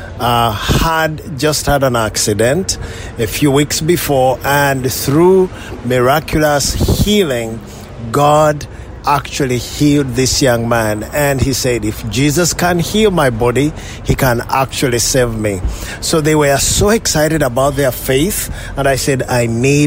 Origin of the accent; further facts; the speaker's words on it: Uganda; I was born in Uganda, mm-hmm. Just 40 miles outside the city of Kampala.